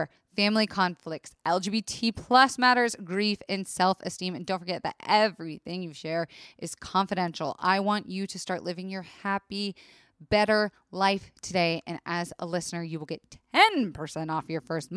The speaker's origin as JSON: {"language": "English", "region": "Florida", "country": "United States", "tie": "born or raised there", "said": "I was raised in Florida"}